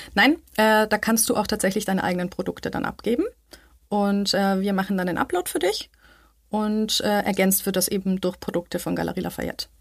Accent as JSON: {"language": "German", "town": "Munich", "region": "Bavaria", "country": "Germany", "tie": "born or raised there", "moved": "as an adult", "lives_now": "Vienna, Austria", "said": "ich bin in München aufgewachsen"}